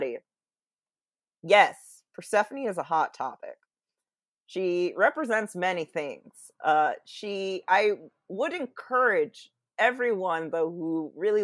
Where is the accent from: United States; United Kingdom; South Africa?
United States; Seattle, Washington; it was set where I grew up in Seattle and the peninsula